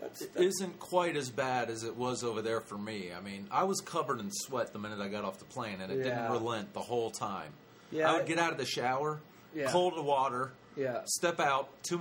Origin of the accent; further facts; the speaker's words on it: Ohio, United States; moved away as an adult; now in Los Angeles, United States; we are from Ohio. We're living in Los Angeles right now.